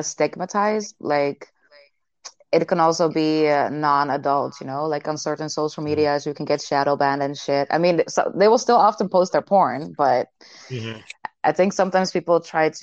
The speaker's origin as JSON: {"language": "English", "town": "Amsterdam", "region": "North Holland", "country": "Netherlands", "said": "I am from Amsterdam"}